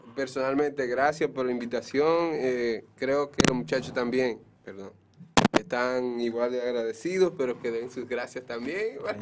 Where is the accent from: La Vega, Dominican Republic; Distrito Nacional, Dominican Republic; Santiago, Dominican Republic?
La Vega, Dominican Republic; Cutupú; Yo soy de Cutupú